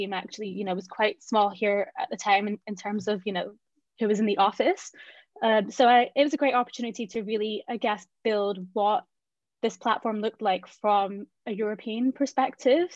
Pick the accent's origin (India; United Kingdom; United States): United Kingdom; Glasgow, Scotland; moved away as an adult; now in London, United Kingdom; I grew up in Glasgow